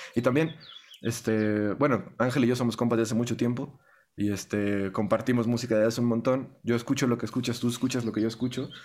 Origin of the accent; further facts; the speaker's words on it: Estado de México, State of Mexico, Mexico; first language Spanish; yo nací en México, yo crecí en México, yo hablo español desde que aprendí a hablar